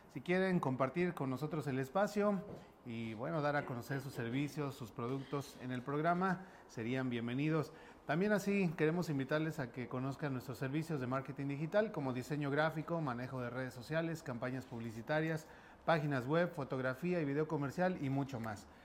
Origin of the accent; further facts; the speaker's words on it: Mexico; como mexicano, pretexto no nos hacen